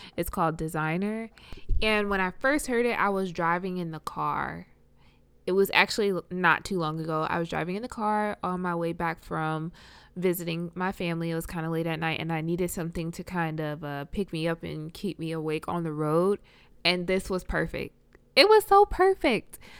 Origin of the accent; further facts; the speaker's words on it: Richmond, Virginia, United States; also born or lived in Iowa; I am from Richmond